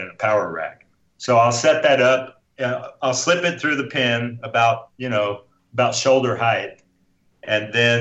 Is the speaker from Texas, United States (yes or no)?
yes; Austin, Texas, United States; I grew up. I'm a Texan guy. I grew up here. I grew up eating nothing but barbecue